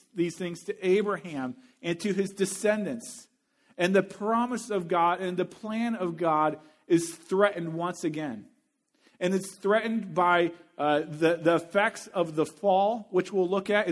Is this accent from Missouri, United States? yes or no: yes; Missouri, United States; my home state university, the University of Missouri